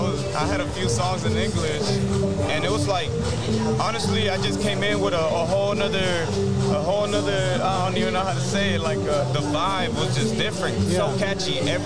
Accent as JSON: {"language": "English", "town": "Houston", "region": "Texas", "country": "United States", "tie": "born or raised there", "also_born_or_lived": "Kingwood, Texas", "said": "I was raised in Southwest Houston."}